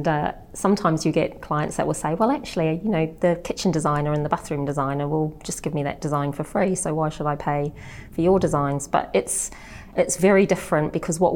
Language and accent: English; New Zealand; now in England; I'm actually from New Zealand